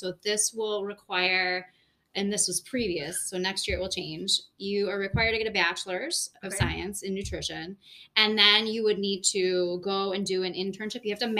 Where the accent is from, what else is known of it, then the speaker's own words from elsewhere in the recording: Buffalo, New York, United States; moved away as an adult; now in Rochester, United States; We grew up together in Buffalo